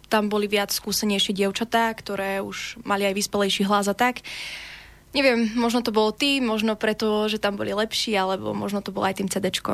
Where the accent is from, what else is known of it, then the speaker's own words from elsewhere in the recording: Slovakia; keď som mala 9 rokov, som bola v tom talente Havířove, ja som tam prišla, teda ako Slovenka